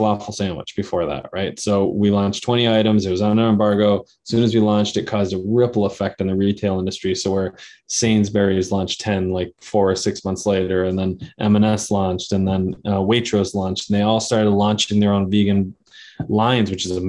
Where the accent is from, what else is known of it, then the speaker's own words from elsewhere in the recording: New England, United States; we grew up in New England. We saw, you know, seafood was very close to our diet growing up